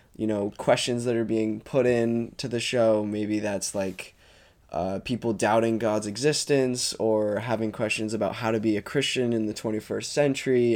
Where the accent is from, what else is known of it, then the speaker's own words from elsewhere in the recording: Jericho, Vermont, United States; I grew up in Jericho, Vermont